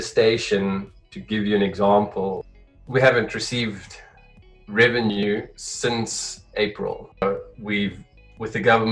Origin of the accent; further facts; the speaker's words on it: Johannesburg, Gauteng, South Africa; now in Cape Town, South Africa; I'm originally from Johannesburg, currently living in Cape Town.